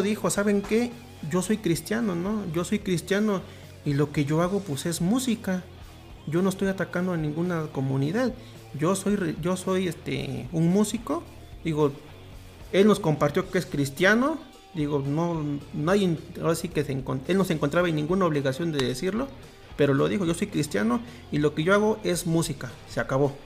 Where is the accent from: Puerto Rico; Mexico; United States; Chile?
Mexico; nosotros como mexicanos